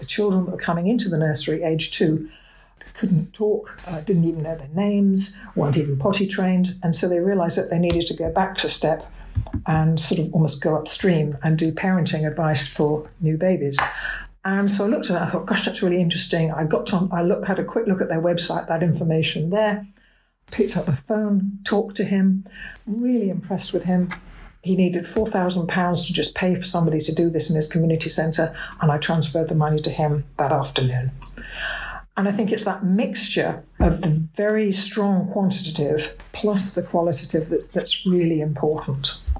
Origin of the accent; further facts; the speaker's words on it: Manchester, North West England, United Kingdom; I was born in Manchester